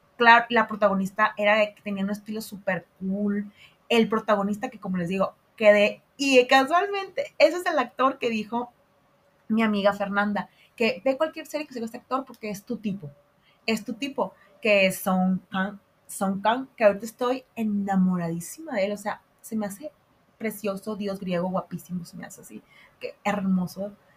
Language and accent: Spanish; Mexico